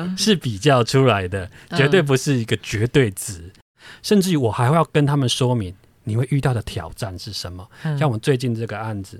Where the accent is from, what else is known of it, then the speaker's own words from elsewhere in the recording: Taiwan; 我们台湾人放年假